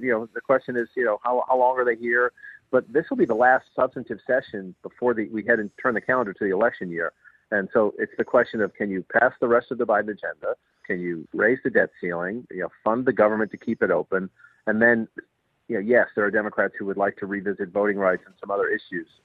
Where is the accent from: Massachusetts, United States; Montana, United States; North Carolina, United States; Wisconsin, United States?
Massachusetts, United States; Boston; I grew up in Dorchester